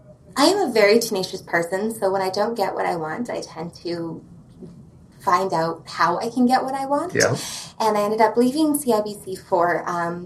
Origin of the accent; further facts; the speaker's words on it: Edmonton, Alberta, Canada; also born or lived in Calgary / Lethbridge; now in Kelowna, Canada; I was born in Calgary, but I was raised in Edmonton and then Lethbridge for my teenage